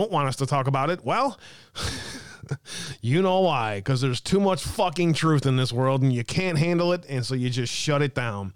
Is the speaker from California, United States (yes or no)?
no; Wisconsin, United States; my home state of Wisconsin